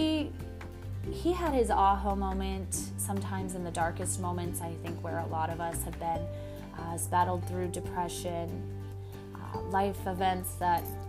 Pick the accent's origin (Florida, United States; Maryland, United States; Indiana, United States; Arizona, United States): Arizona, United States; Prescott; also born or lived in Show Low, Arizona; I moved here when I was 10. Or no, 9.